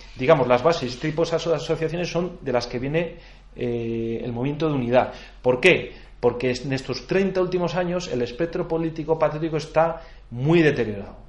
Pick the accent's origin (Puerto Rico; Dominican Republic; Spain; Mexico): Spain; somos buenos españoles